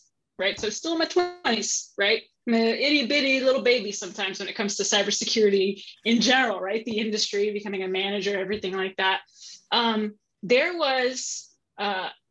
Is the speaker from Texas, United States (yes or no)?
yes; San Antonio, Texas, United States; moved away as an adult; now in Columbus, United States; I grew up in San Antonio, Texas, grew up in the South.